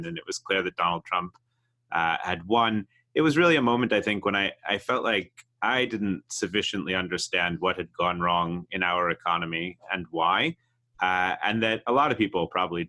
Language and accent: English; outside of Boston, Massachusetts, United States; I grew up outside of Boston